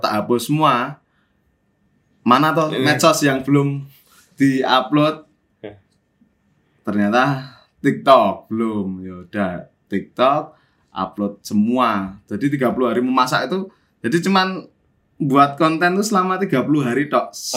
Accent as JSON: {"language": "Indonesian", "town": "Yogyakarta", "region": "Special Region of Yogyakarta", "country": "Indonesia", "tie": "born or raised there", "also_born_or_lived": "Jakarta", "moved": "as an adult", "said": "ke Jogja neng kelahir, tanah kelahiranku"}